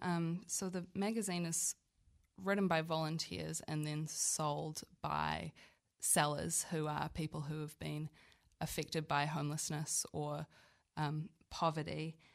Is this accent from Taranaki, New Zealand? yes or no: no; Auckland, New Zealand; moved away as an adult; now in Wellington, New Zealand; I'm originally from Auckland, but now consider myself Wellingtonian through and through. I moved here for university about seven years ago